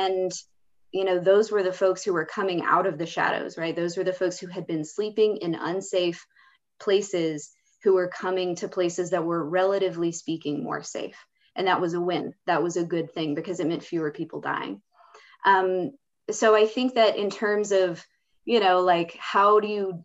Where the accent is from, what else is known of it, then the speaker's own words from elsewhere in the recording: United States; my identity as an American.